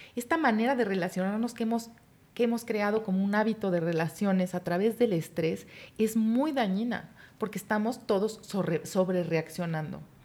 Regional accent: Mexico; Los mexicanos pudimos

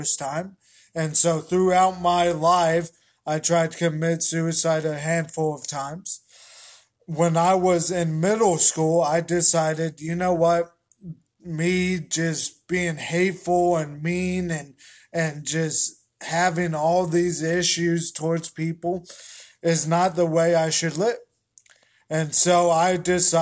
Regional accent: Colorado, United States; I am from Colorado. I was born there in 1991

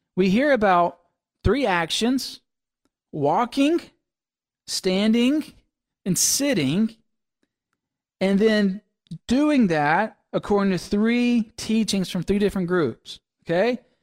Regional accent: Mississippi, United States; moved away; growing up in Mississippi

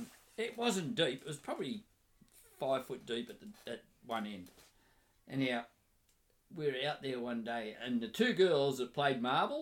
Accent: Newcastle, New South Wales, Australia; also born or lived in Townsville

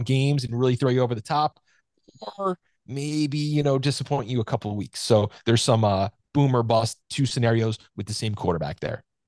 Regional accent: New Jersey, United States; I'm from New Jersey here

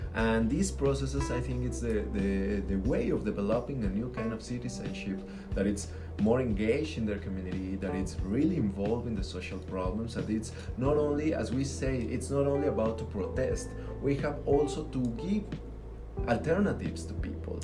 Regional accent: Mexico; I'm from Mexico, but we all in Latin America we share some features

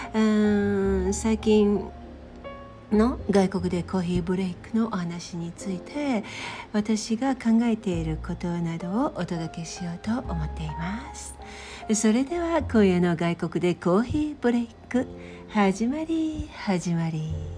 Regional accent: Kansai, Japan; moved away as an adult; also born or lived in Tokyo; 唯一私だけは関西で生まれて育った

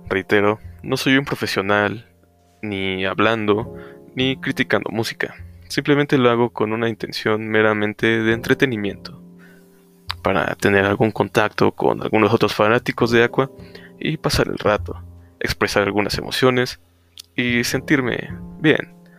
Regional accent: Mexico; yo soy mexicano

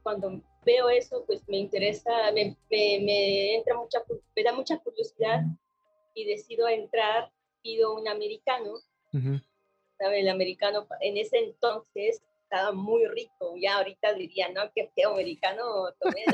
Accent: Oaxaca, Mexico; moved away as an adult; now in Mexico City, Mexico; yo nací en una familia de productores. Mis mm. papás son productores de café en Oaxaca, soy de Oaxaca

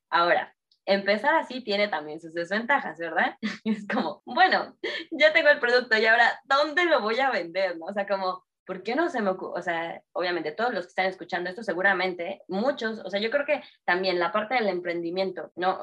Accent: Mexico City, Mexico; Yo soy de Ciudad de México

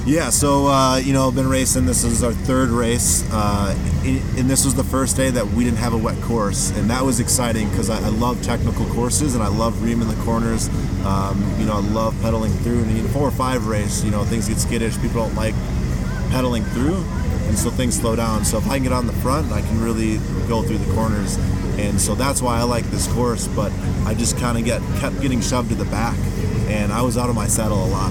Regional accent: Wisconsin, United States; I'm from Wisconsin. Went to school with these two at UW Whitewater

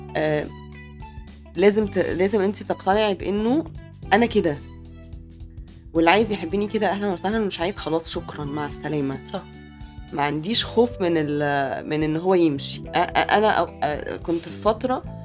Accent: Mansoura, Dakahlia, Egypt; احنا من المنصوره

